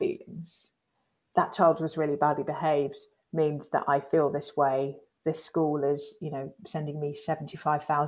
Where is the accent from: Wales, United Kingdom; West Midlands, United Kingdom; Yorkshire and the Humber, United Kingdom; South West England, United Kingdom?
South West England, United Kingdom; Devon; we grew up in Devon, in white Devon, two black girls